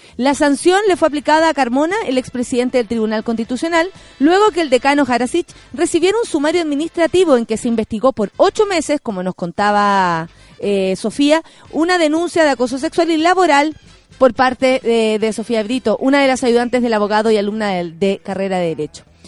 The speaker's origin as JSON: {"language": "Spanish", "country": "Chile"}